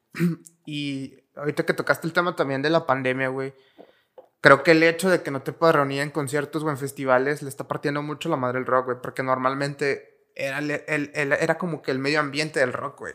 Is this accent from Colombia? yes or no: no; Mexico; es algo muy representativo de los rockeros mexicanos, güey realmente somos muy rockeros